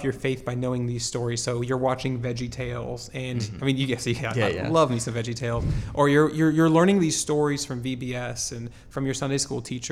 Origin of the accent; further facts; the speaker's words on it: Lakeland, Florida, United States; I was born in Lakeland, Florida, so I'm a natural Floridian.